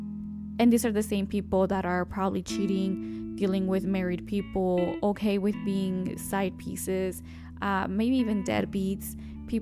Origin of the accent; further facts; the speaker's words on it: Mexico; accent: Mexican; My Mexican accent